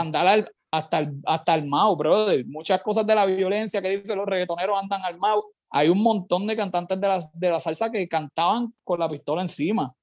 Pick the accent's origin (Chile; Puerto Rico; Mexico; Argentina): Puerto Rico; Carolina; soy, soy de Carolina, es lo primero. Yo soy salsero, pero pues sí de Carolina